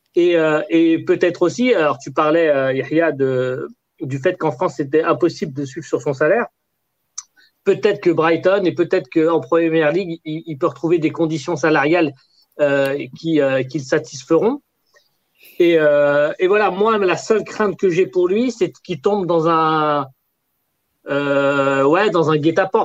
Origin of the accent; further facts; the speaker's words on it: Algeria; je suis un Algérien